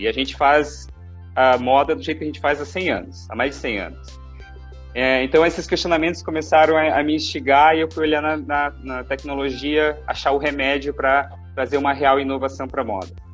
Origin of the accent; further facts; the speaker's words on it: Paraná, Brazil; moved away as an adult; now in Florianópolis, Brazil; eu sou natural do Paraná, eu agora resido em Florianópolis